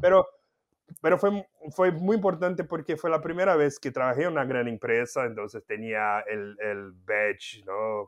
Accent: Campinas, São Paulo, Brazil; Spanish is a second language; moved away as an adult; also born or lived in Mexico; una empresa de tecidos local ahí de Campinas, donde yo nací y viví

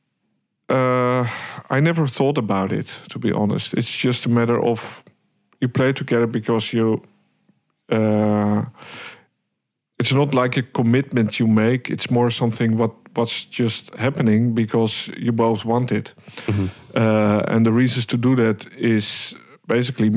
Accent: Hilversum, North Holland, Netherlands; also born or lived in Amsterdam; I was born in Amsterdam, raised in Hilversum, where I actually went to primary school, high school, conservatory

